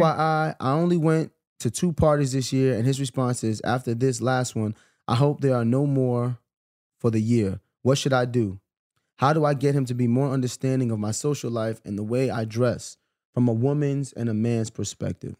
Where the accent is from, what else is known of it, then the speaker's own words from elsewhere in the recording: New York, United States; I grew up in New York.